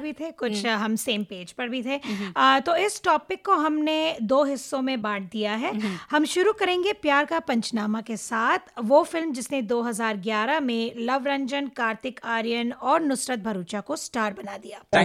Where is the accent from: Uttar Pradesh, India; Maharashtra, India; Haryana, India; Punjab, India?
Maharashtra, India; Mumbai; moved away as an adult; now in Toronto, Canada; मैं मुंबई में पली बड़ी थी